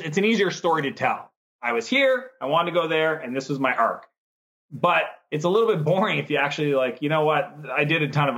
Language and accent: English; Canada; I'm Canadian.